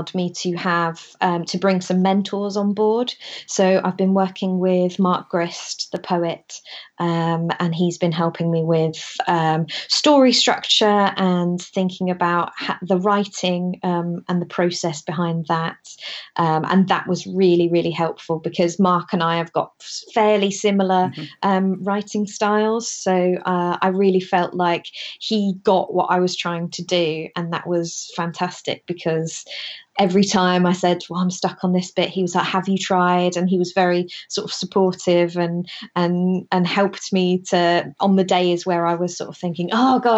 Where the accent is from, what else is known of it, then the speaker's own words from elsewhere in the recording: Wisbech, East of England, United Kingdom; moved away; My hometown is a place called Wisbeach. It's in the middle of the Fens.